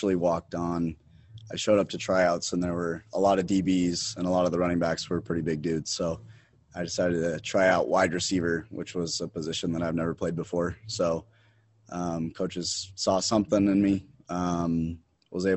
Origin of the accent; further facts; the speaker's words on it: Salt Lake City, Utah, United States; also born or lived in Pittsburgh, Pennsylvania; I'm from Salt Lake City, Utah. I went to Highland High School.